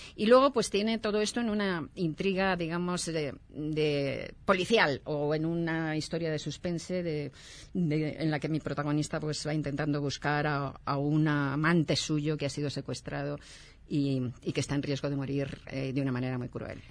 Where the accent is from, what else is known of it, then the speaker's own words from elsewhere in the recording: Madrid, Community of Madrid, Spain; yo soy de Madrid